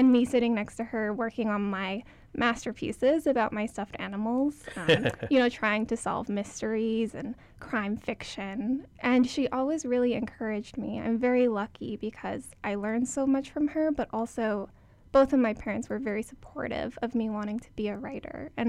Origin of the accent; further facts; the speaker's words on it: Hawaii, United States; moved away as an adult; growing up in Hawaii